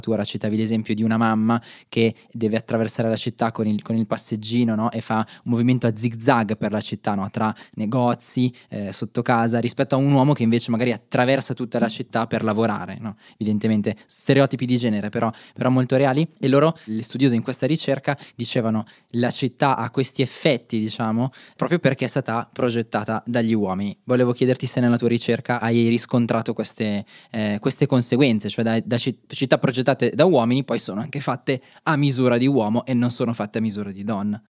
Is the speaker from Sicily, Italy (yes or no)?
no; Magenta, Lombardy, Italy; also born or lived in Vienna; io sono di Magento dove abbiamo battuto gli ostrici